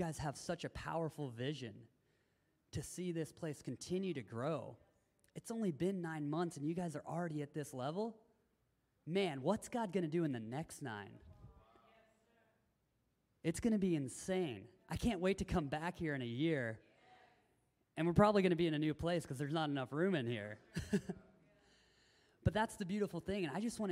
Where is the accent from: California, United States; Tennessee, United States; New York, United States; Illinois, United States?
Tennessee, United States; moved away; I grew up in Tennessee